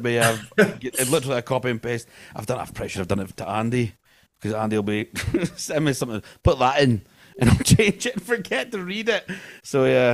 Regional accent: northeast of Scotland, United Kingdom; I'm Scottish. I'm from the northeast of Scotland.

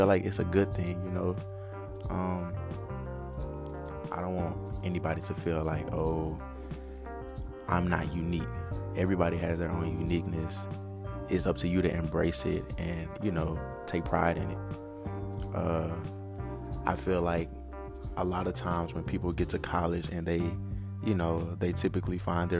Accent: Atlanta, Georgia, United States; moved away as an adult; also born or lived in Macon, Mississippi; now in Mississippi, United States; I'm originally from Macon, Mississippi. However, I was groomed in the heart of Atlanta

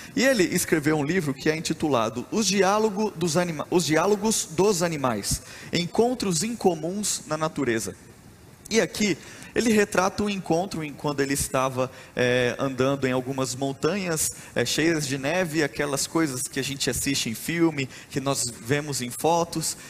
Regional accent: Rondonópolis, Mato Grosso, Brazil; Eu sou mato-grossense, eu nasci em Rondonópolis, no Mato Grosso

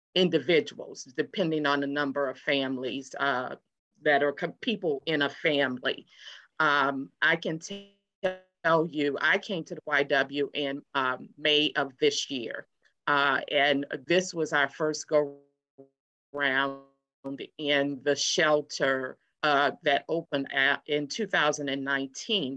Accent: New Orleans, Louisiana, United States; also born or lived in Houston, Texas; now in Hampton Roads, United States; I'm from New Orleans

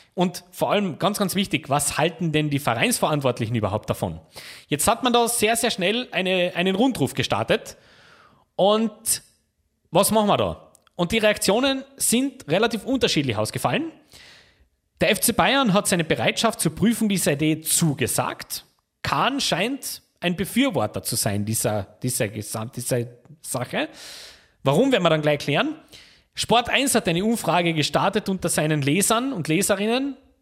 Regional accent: Austria; Bei uns in Österreich

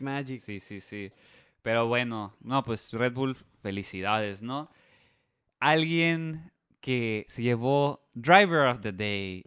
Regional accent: Mexico; nosotros como mexicanos

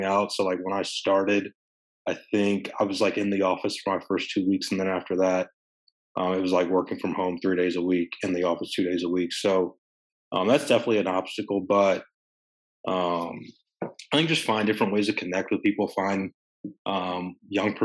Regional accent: Evansville, Indiana, United States; moved away as an adult; now in Maryland, United States; I'm from Evansville

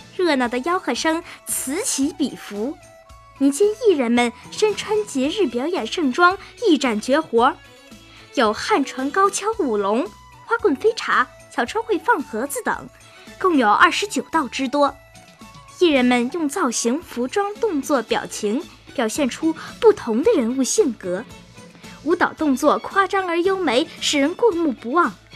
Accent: Binhai New Area, Tianjin, China; 我是来自滨海新区塘沽青少年宫

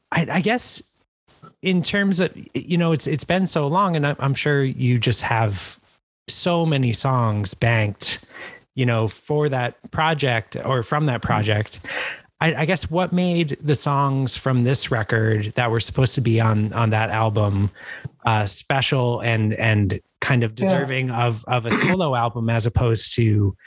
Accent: outside Vermont, United States; now in Philadelphia, United States; we live in Philadelphia now and I grew up kind of outside Vermont.

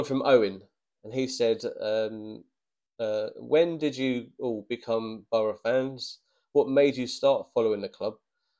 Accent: Farnborough, South East England, United Kingdom; as a kid growing up in Farnborough, living in Cove

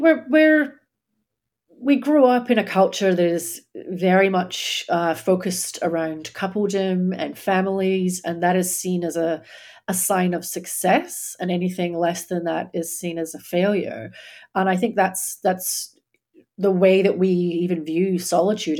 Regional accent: Scotland, United Kingdom; moved away as an adult; now in Australia; I grew up in Scotland

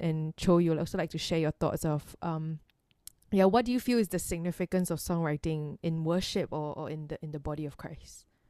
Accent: Singapore; growing up in Singapore

